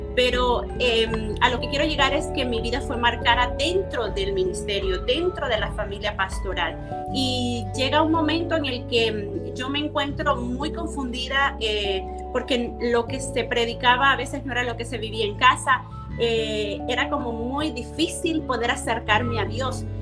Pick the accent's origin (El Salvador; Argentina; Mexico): El Salvador; nosotros somos procedentes del Salvador